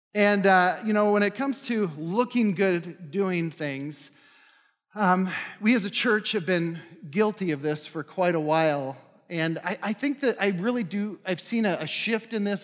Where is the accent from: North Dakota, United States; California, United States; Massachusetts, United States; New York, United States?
North Dakota, United States; now in Minnesota, United States; I'm from North Dakota.